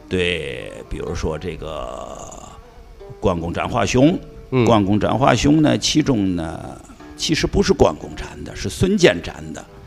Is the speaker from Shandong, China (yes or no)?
no; Tianjin, China; 我也是本乡本土和海河水长大的，啊，天津娃娃